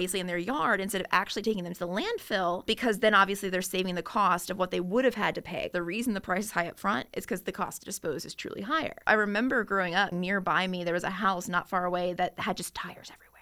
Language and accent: English; Chesterfield County, Virginia, United States; when I was growing up in Chesterfield County